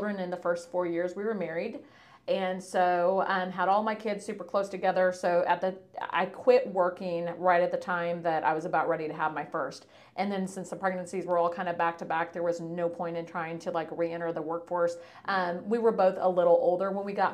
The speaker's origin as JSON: {"language": "English", "town": "Columbia", "region": "Tennessee", "country": "United States", "tie": "born or raised there", "lives_now": "Franklin, United States", "said": "I grew up around Columbia"}